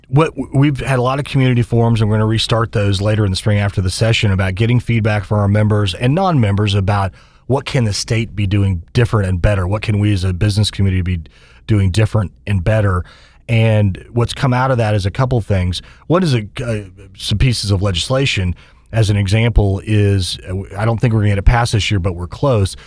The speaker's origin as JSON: {"language": "English", "town": "Wichita", "region": "Kansas", "country": "United States", "tie": "born or raised there", "said": "I grew up in Wichita"}